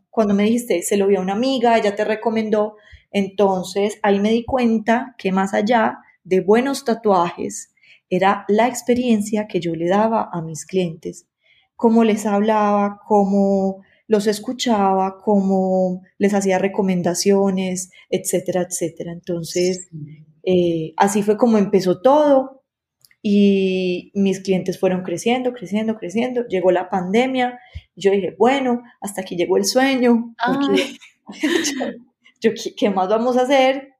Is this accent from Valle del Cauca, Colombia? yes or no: no; Medellín, Antioquia, Colombia; yo soy de la ciudad de Medellín, Colombia